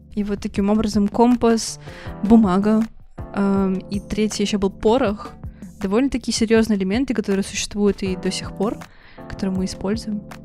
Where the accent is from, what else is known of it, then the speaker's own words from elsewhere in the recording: Russian Far East, Russia; Я лично родилась на Дальнем Востоке